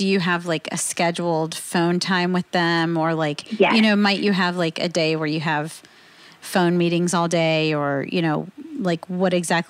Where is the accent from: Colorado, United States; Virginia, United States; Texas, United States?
Virginia, United States; moved away; I'm from Virginia, which is pretty much Southern